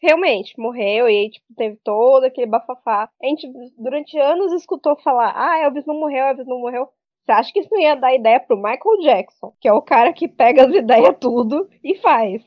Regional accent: Fernandópolis, São Paulo, Brazil; moved away; Lá em Fernandópolis, que é de onde eu vim

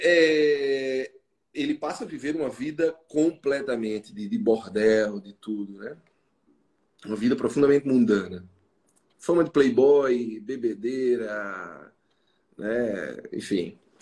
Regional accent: João Pessoa, Paraíba, Brazil; eu sou psicólogo, sou de João Pessoa

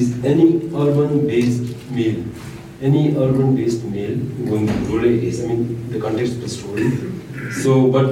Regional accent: Thimphu, Bhutan; I am born and brought up in Thimphu

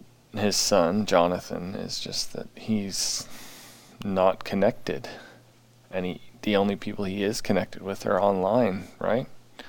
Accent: St. Paul, Minnesota, United States; I grew up in St. Paul, Minnesota.

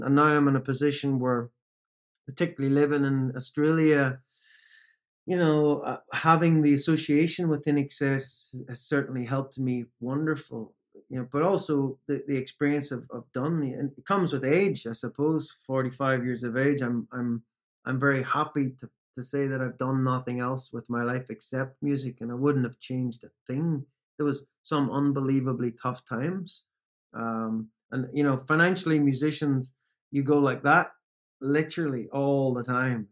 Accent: Northern Ireland, United Kingdom; growing up in Northern Ireland, particularly when I grew up in Northern Ireland

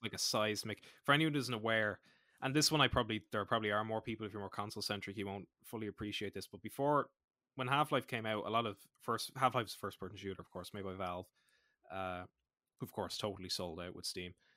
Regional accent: Ireland; I'm Irish.

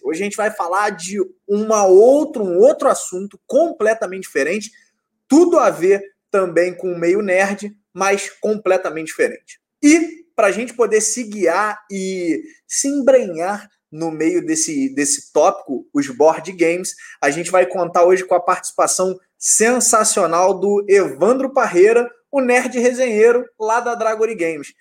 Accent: Rio de Janeiro, Brazil; aqui no, no Rio de Janeiro, pelo menos de onde eu sou, é, não tem muito essa cultura do board game

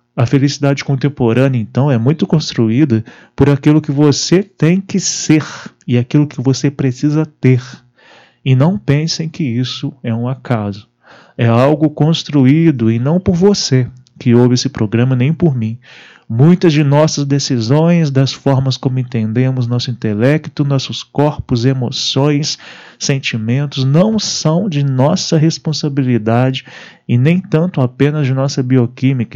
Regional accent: Brazil; nossa juventude no Brasil

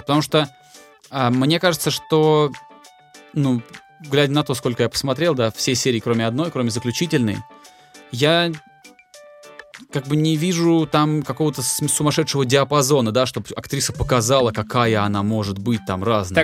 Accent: Volgograd, Volgograd Oblast, Russia; also born or lived in Moscow; now in Tbilisi, Georgia; Я же из Волгограда, и там летом, типа, очень сильно жарко, а зимой очень сильно холодно.

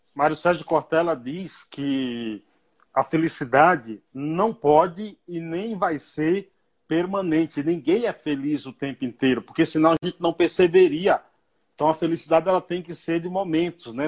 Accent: Bahia, Brazil; Lá na roça, lá na Bahia, onde eu nasci

